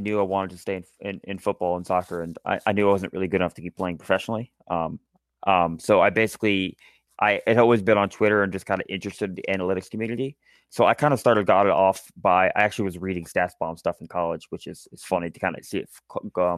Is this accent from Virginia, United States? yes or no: yes; Charlottesville, Virginia, United States; I grew up in Charlottesville